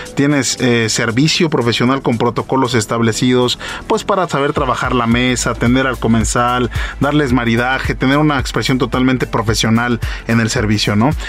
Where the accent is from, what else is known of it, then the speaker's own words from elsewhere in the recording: Mexico; yo soy mexicano, soy por manager eh, de esta bodega y, soy mexicano